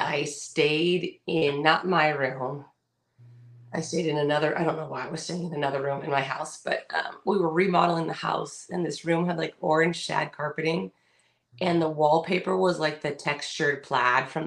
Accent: California, United States; we're from California

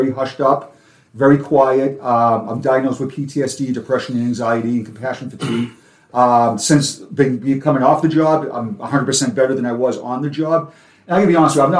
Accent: Quincy, Massachusetts, United States; accent: Boston; now in Florida, United States; my hometown of Quincy, Massachusetts

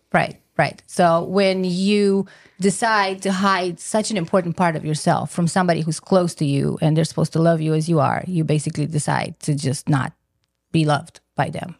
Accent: Romania; moved away; I'm originally from Romania, so my mom lives in Romania

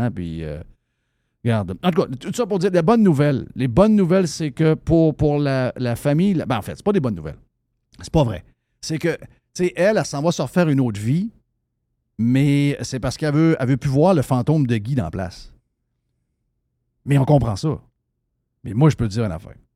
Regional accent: Hudson, Quebec, Canada; J'ai habité là. Je suis né à Québec, mais j'ai habité Hudson

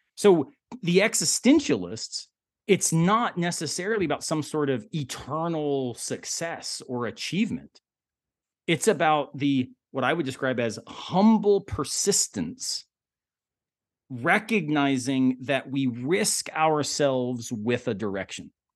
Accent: the South, United States; I'm born and raised in the South

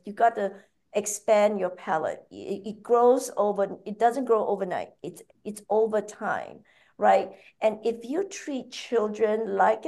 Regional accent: Muar, Johor, Malaysia; moved away as an adult; also born or lived in New Zealand; now in New York, United States; I'm originally from Malaysia. So I grew up there in a town called Muar.

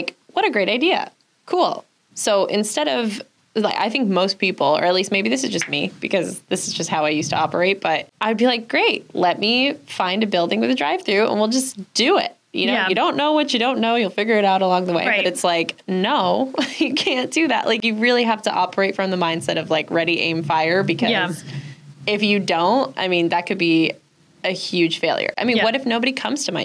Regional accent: Westchester, New York, United States; moved away as an adult; now in Saratoga Springs, United States; I'm originally from Westchester. My family still lives down there

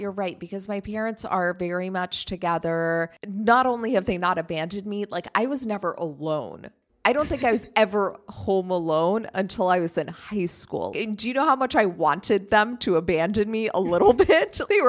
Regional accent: Germany; You know, even though he grew up in Germany, I grew up in Germany, and we have that in common. At the same time, I am very much American.

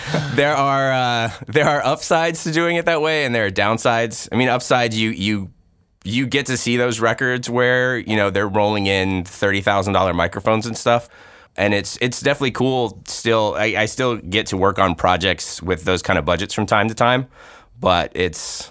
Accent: Tennessee, United States; moved away; I'm from Tennessee originally

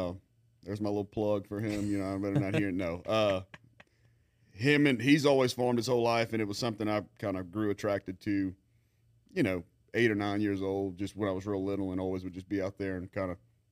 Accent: Lafayette, Louisiana, United States; No, man, I grew up in Lafayette, went to St. Thomas More, went to LSU, UL, did all

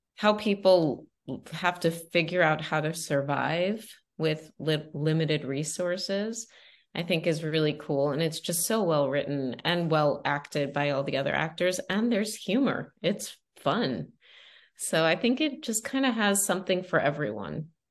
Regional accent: Long Island, New York, United States; moved away; also born or lived in Los Angeles; I came from Long Island. I was a dentist's daughter.

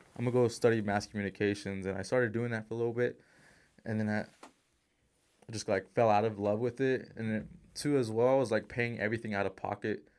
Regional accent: Utah, United States; also born or lived in California; born in California, raised in Utah.

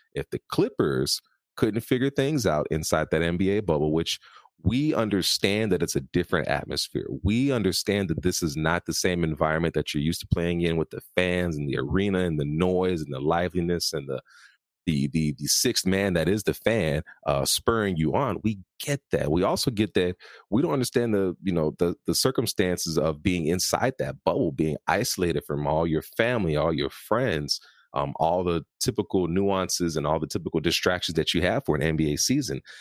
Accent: Chicago, Illinois, United States; I was born and raised in Chicago, Illinois

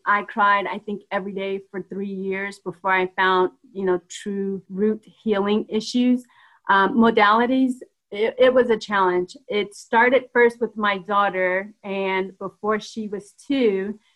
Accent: Denver, Colorado, United States; moved away as an adult; also born or lived in Atlanta; being from Denver

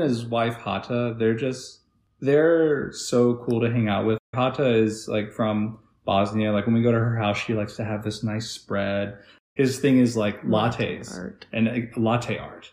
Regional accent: Texas, United States; moved away as an adult; now in South Carolina, United States; growing up in Texas

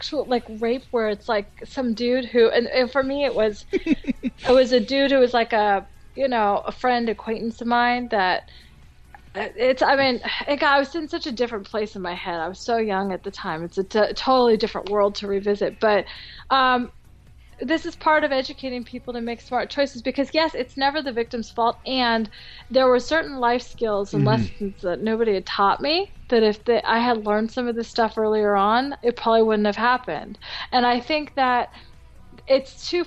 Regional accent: California, United States; also born or lived in France; I'm a Rican from California.

